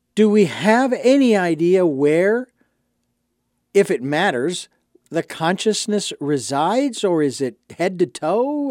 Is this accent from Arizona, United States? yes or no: yes; Phoenix, Arizona, United States; now in Santa Barbara, United States; growing up in Phoenix